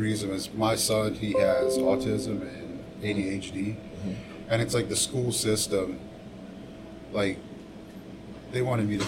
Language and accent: English; Lafourche Parish, Louisiana, United States; I grew up in Lafourche Parish, went to Nichols State